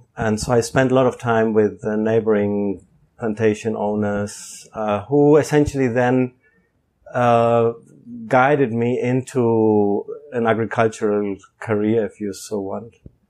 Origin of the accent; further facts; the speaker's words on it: San Bernardo, Santiago Metropolitan Region, Chile; accent: German; English is a second language; moved away as an adult; also born or lived in Germany; By birth, I come from Germany, which you probably will hear in my accent, although I don't like it. But then later I went to Chile, and I grew up in Chile. The reason being that my father is Chilean.